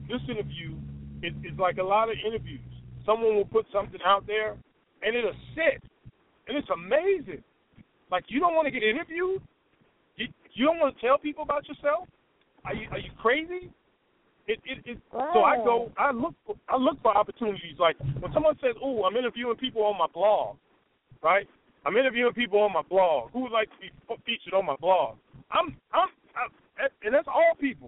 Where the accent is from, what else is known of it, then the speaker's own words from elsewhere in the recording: Chicago, Illinois, United States; I am from Chi-Town